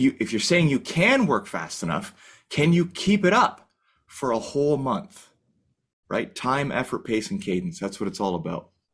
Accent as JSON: {"language": "English", "country": "Canada", "said": "as a Canadian"}